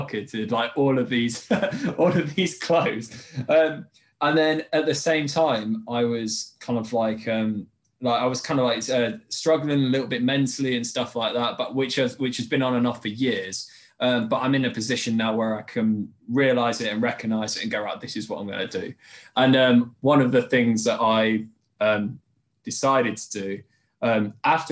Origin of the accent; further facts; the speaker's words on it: Derby, East Midlands, United Kingdom; moved away as an adult; also born or lived in Norwich / Colchester; we're from the Derby in the Midlands, and I'd moved down to Colchester a few years ago.